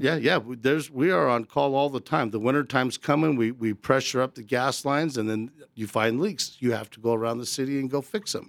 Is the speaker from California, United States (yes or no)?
no; Arvada, Colorado, United States; also born or lived in Rocky Ford, Colorado; I'm born and raised, uh, right here in Colorado. My family's originally from Rocky Ford, the Melons. And, uh, I grew up in Arvada